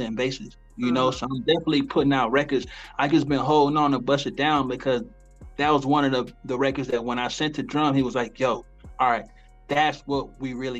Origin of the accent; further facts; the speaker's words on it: the South, United States; I'm from the South, so you're gonna hear the South in me